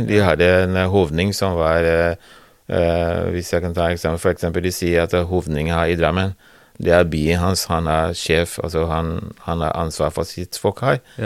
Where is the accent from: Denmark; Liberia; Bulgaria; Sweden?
Liberia; Norwegian is a second language; now in Norway; jeg kom eh, født og oppvokst i Liberia